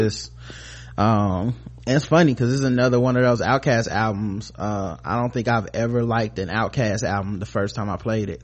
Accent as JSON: {"language": "English", "region": "the South", "country": "United States", "said": "we from the South and we making crunk music"}